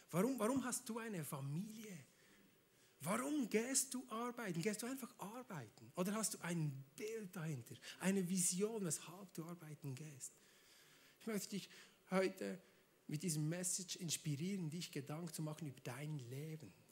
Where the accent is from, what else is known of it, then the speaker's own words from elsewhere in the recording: Switzerland; Ja, ich komme aus der Schweiz. Wir sind neutral, da darf man alles.